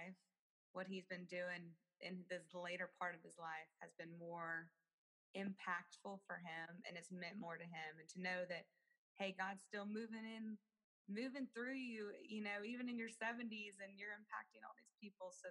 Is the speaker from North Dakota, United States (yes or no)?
no; Austin, Texas, United States; also born or lived in Marble Falls, Texas; I was born and raised actually in Austin, Texas